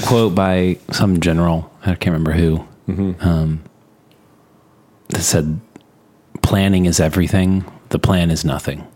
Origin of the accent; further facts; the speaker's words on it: Texas, United States; we're from Texas